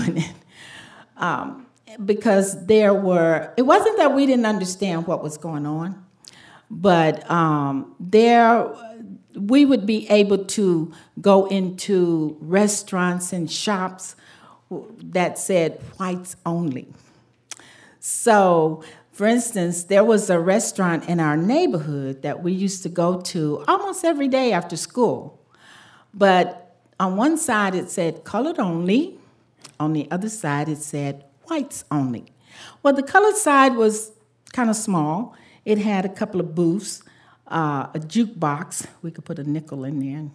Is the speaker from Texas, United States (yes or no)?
no; Jackson, Mississippi, United States; My brother and I were born and raised in Jackson, Mississippi during Jim Crow.